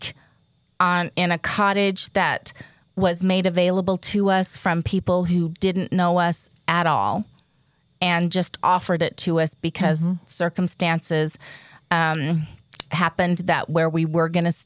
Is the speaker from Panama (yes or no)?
no; Nova Scotia, Canada; moved away; I was born in Nova Scotia.